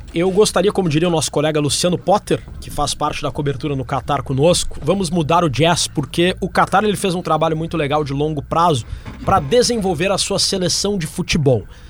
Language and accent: Portuguese; Porto Alegre, Rio Grande do Sul, Brazil; Eu sou gaúcho de Porto Alegre